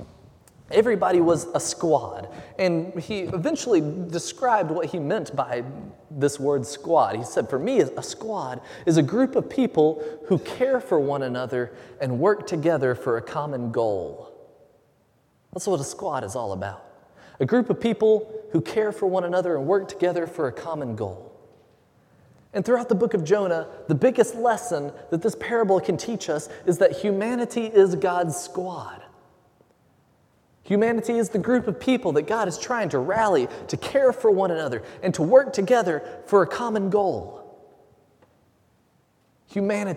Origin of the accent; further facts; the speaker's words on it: Huntsville, Alabama, United States; I grew up in North Alabama, just outside of Huntsville